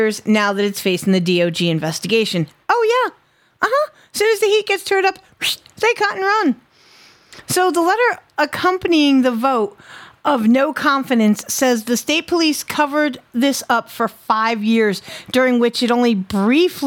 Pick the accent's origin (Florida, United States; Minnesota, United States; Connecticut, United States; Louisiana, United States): Connecticut, United States; My home state